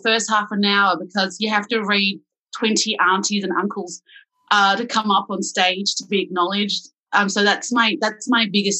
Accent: Melbourne, Victoria, Australia; I'm from Clifton Hill, grew up in Springvale, which is a Vietnamese mecca from after the Vietnam War where people decided to settle. And so my mum and dad are the original OG refugees.

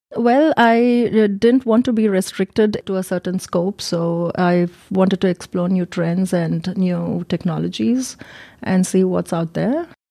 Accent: India; moved away as an adult; also born or lived in Germany; now in Munich, Germany; I'm from India, and I've been in Germany since ten years

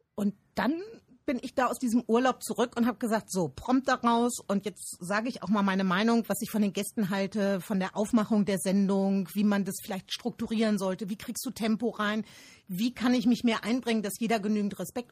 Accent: Rhineland, Germany; ich bin ein Rheinländer.

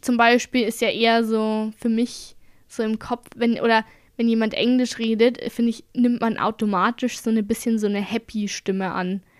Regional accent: Bavaria, Germany

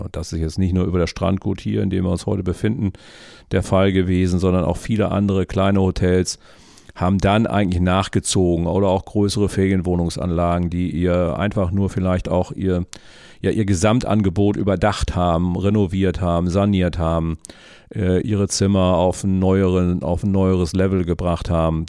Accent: Bad Oeynhausen, North Rhine-Westphalia, Germany; moved away as an adult; also born or lived in Wangerooge; Wir kommen ja aus Bad Oeynhausen aus der Historie heraus

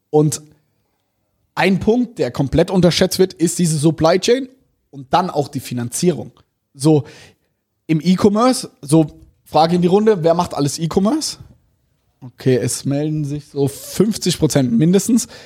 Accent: Germany; also wir als Deutsche, das ist unvorstellbar.

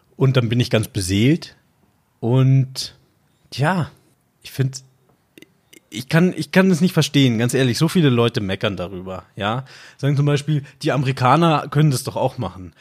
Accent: Bavaria, Germany; also born or lived in Austria (ancestry) / Munich; ich bin ja halber Österreicher, aber ich bin geboren und aufgewachsen hier in Deutschland.

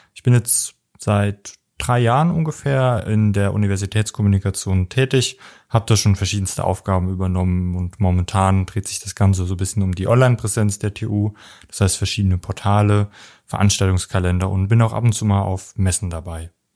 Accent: near Homburg, Saarland, Germany; moved away; ich komme ursprünglich aus dem Saarland in der Nähe von Homburg

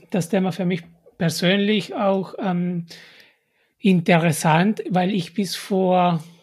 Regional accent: Peru; German is a second language; moved away; in meiner Heimat Peru

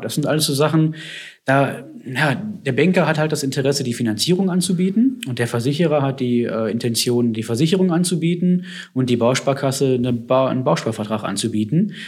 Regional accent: Herdecke, Witten, Dortmund area, North Rhine-Westphalia, Germany; wo ich herkomme, Herdecke, Witten, Dortmund, die Ecke

